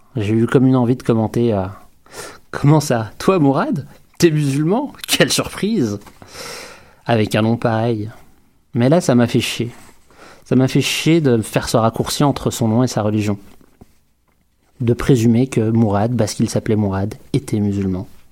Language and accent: French; Quebec City, Quebec, Canada; chez nous, à Québec, dans une ville tranquille